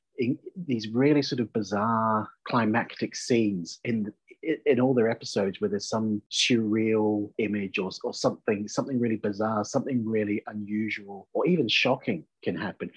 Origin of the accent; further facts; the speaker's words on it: New Zealand; moved away; also born or lived in Belfast, Northern Ireland / Manchester; I'm a Kiwi. I'm originally born and brought up in New Zealand.